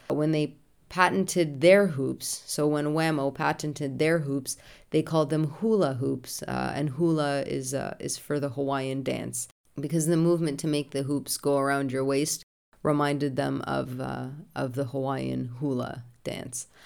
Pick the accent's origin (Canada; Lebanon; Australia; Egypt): Canada; being Canadian and so close to the US border